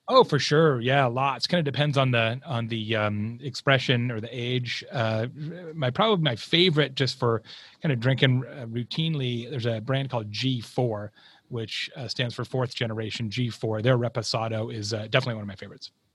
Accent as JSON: {"language": "English", "region": "Arizona", "country": "United States", "tie": "born or raised there", "also_born_or_lived": "Tucson, Arizona", "said": "I grew up in the Southwest. I'm from Arizona went to school in Tucson"}